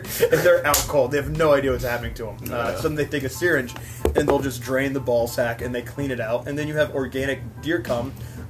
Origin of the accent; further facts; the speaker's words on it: Virginia Beach, Virginia, United States; now in Raleigh, United States; Like me, I grew up in the South, man. I'm from Virginia Beach. I've spent most of my life here in Raleigh.